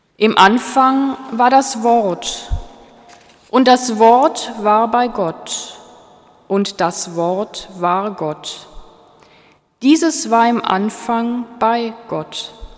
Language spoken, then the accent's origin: German; Germany; Ich als Deutsche